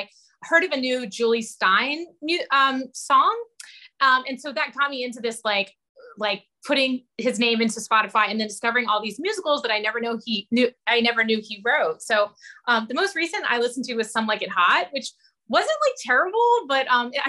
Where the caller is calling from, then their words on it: Izmir, Turkey; And I am zooming in from Izmir, Turkey, where I teach.